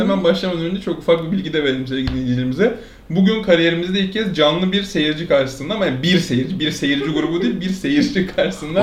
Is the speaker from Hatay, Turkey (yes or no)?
no; Alaçatı, İzmir, Turkey; now in Istanbul, Turkey; ben Alçatı'nın yerlisiyim